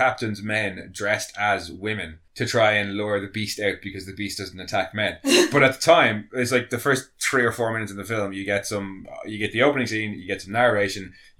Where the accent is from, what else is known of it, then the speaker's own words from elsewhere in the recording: Ireland; No, we are pasty Irish folk.